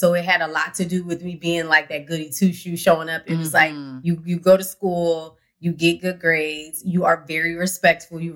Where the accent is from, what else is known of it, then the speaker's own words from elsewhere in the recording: Philadelphia, Pennsylvania, United States; Philly taught me confidence